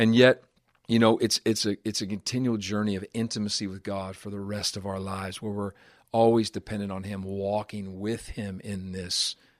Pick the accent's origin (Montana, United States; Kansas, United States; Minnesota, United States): Montana, United States; Butte; being raised in the city that I was raised in Butte, Montana